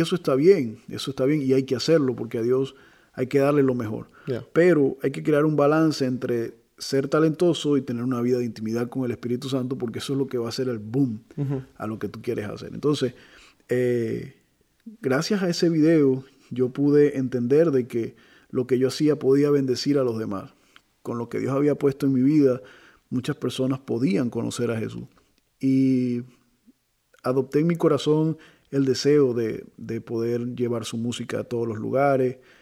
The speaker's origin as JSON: {"language": "Spanish", "country": "Venezuela", "said": "soy venezolano"}